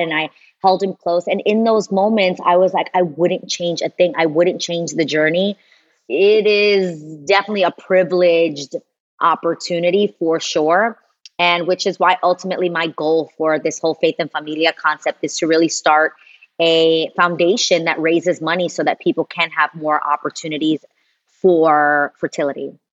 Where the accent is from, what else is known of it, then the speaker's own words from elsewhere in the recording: New York City, New York, United States; I'm a girl from New York City